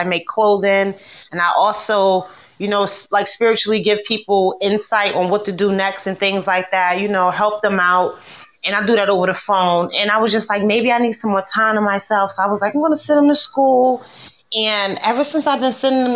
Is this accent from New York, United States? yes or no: no; New Jersey, United States; also born or lived in Ohio; now in Iowa, United States; I'm from New Jersey. Then I moved to Ohio. I stayed in Ohio for like 5 years